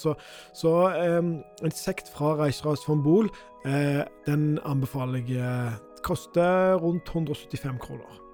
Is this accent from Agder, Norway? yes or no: no; Skudeneshavn, Rogaland, Norway; moved away; rett nord for Skudeneshavn, der jeg er fra